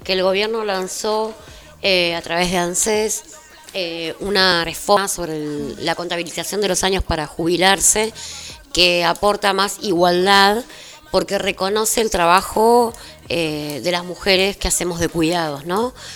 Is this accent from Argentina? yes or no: yes; General Las Heras, Buenos Aires Province, Argentina; yo soy de las Heras, trabajo en Merlo, pero soy de las Heras